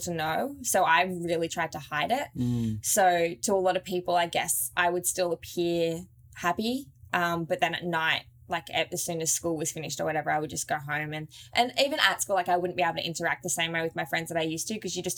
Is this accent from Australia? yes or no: yes; Australia; we're so blessed to have grown up there